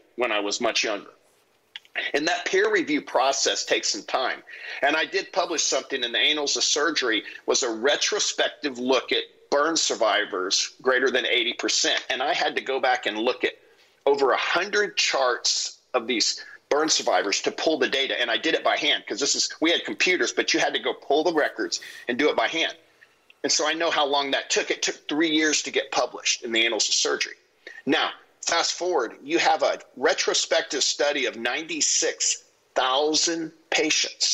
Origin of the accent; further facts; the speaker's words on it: United States; as American citizens